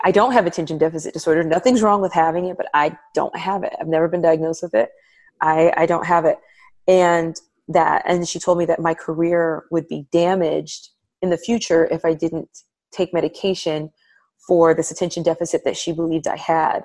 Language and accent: English; United States; I'm African American, I'm Black American